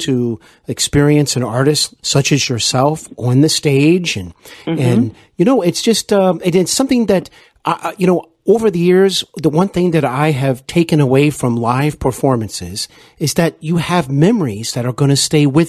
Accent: Cincinnati, Ohio, United States; I host Hollywood & Beyond here in my hometown of Cincinnati, Ohio.

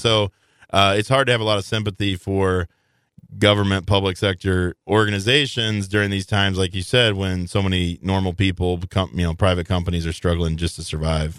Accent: Belleville, Illinois, United States; moved away; I grew up in Belleville, Illinois

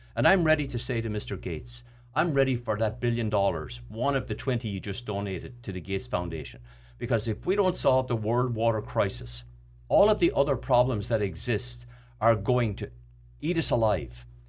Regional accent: Ireland; moved away; I grew up in Ireland where water was not an issue

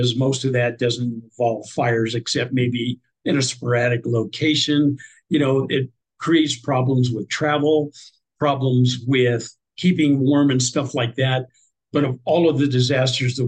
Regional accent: Nebraska, United States; I'm from Nebraska

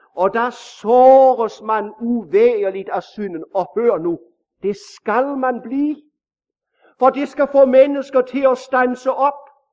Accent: Denmark

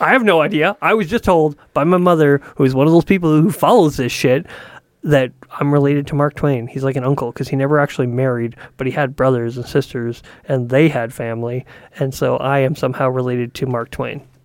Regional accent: Canada; I'm from Canada

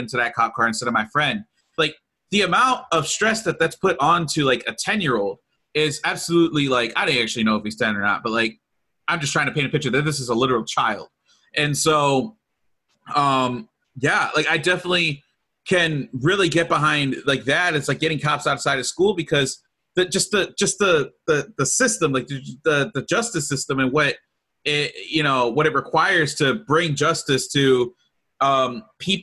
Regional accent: Lorain, Ohio, United States; I grew up in Lorain

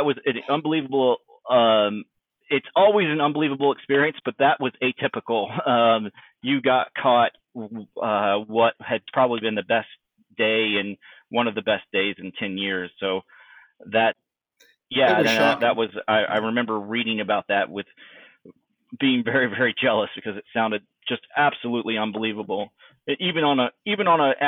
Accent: East Texas, United States; moved away as an adult; I was a very, very sheltered kid from East Texas, having grown up in a very conservative background

